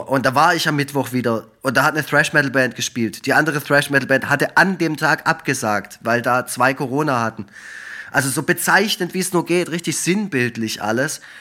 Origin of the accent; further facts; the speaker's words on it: Effringen, Baden-Württemberg, Germany; in Effringen, wo ich herkomme, im Schwarzwald